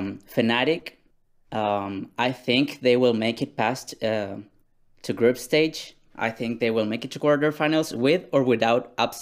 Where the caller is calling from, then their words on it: Chiloé, Los Lagos, Chile; I'm calling from the great island of Chiloé in Chile.